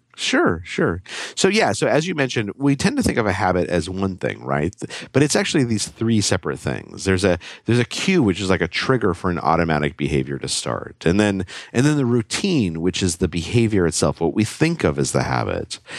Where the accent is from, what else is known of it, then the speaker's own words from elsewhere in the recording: Albuquerque, New Mexico, United States; I grew up in Albuquerque, New Mexico